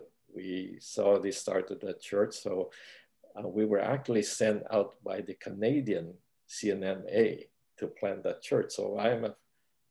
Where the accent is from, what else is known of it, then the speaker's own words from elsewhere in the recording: Philippines; moved away as an adult; now in United States; I came to America in 1971. I grew up in the Philippines